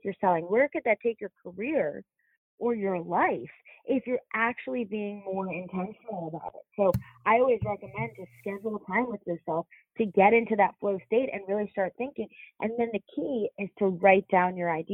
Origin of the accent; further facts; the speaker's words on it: New York City, New York, United States; now in Charlotte, United States; I'm from New York.